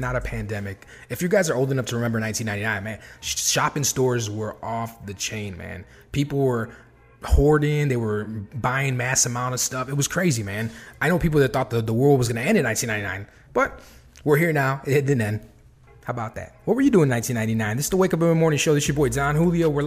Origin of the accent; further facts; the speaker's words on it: Chicago, Illinois, United States; I'm from Chicago, bro. The way I talk sometimes is it's a little different.